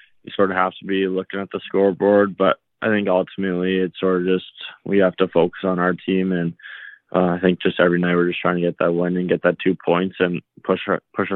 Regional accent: Red Deer, Alberta, Canada; also born or lived in Edmonton; Growing up in Red Deer, I always watched the Rebels games

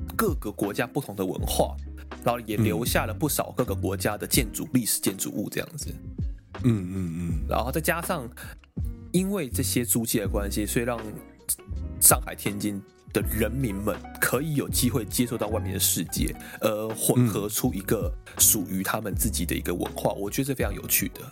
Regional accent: Miaoli County, Taiwan; moved away as an adult; also born or lived in Kaohsiung, Taiwan; now in Japan; 我苗栗人，然后我对还没去过南部，我没去过高雄之前

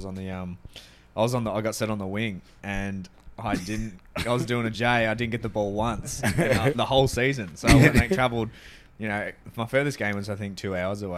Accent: Melbourne, Victoria, Australia; also born or lived in Torrance, California, United States; we moved back to Melbourne

